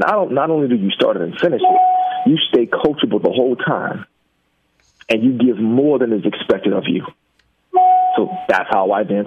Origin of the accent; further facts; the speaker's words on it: Jacksonville, Florida, United States; the neighborhood was a rough one growing up in Jacksonville